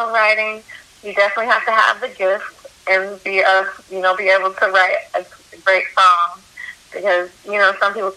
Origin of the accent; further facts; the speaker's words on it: Denver, Colorado, United States; now in Atlanta, United States; I grew up in Denver, Colorado, and there's not really a big music scene